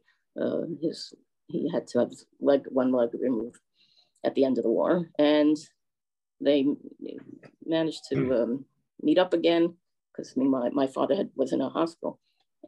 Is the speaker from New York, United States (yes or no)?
yes; New York, United States; we are originally from New York, first the Bronx and then Manhattan